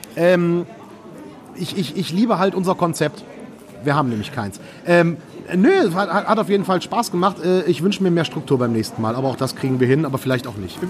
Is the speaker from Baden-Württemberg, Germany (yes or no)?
no; Erkrath, North Rhine-Westphalia, Germany; Ich wohne ja immer noch in dem Dorf, wo ich groß geworden bin. Vielleicht Erkrad?